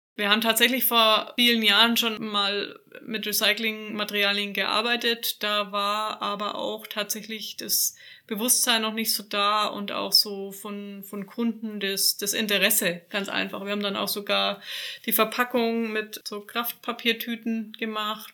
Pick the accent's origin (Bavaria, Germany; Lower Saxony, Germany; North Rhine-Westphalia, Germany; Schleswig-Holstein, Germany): Bavaria, Germany; Nuremberg; also born or lived in Franconian Lake District; Ich bin Nürnbergerin, bin quasi nicht so allzu weit von meiner Heimat hier entfernt